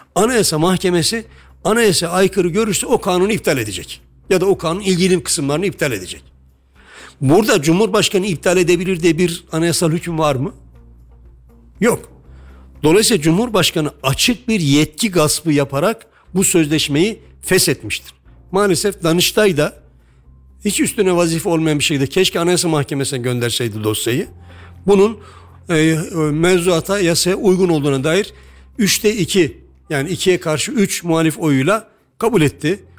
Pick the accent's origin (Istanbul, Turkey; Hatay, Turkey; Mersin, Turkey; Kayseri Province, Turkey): Kayseri Province, Turkey; Hepimiz Kayseriliyiz